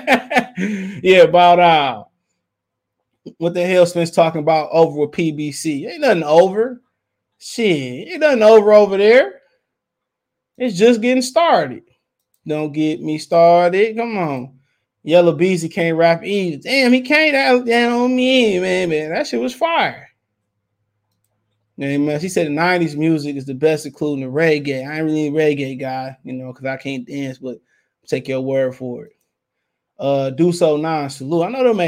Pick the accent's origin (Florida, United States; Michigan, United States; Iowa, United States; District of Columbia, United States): Michigan, United States; Detroit; I'm from Detroit